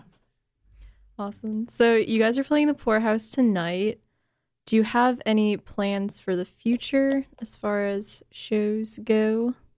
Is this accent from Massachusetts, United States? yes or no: yes; Boston, Massachusetts, United States; moved away; I'm from Boston